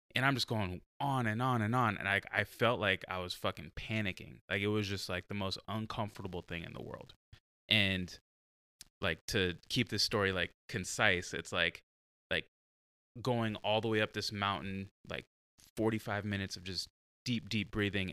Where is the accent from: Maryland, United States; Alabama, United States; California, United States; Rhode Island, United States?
California, United States; San Diego; now in Oregon, United States; I'm from San Diego